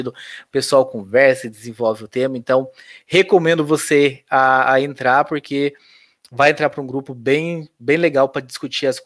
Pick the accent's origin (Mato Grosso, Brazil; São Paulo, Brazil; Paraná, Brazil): Paraná, Brazil; Curitiba; E como sou de Curitiba e por conhecer o Pequeno Príncipe, que é o hospital, né